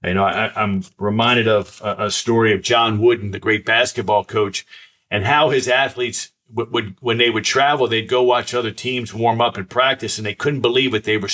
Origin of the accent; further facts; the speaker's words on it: Silver Spring, Maryland, United States; when I was a boy, I grew up right outside Washington, D.C., and I went to the Silver Spring Boys Club where I grew up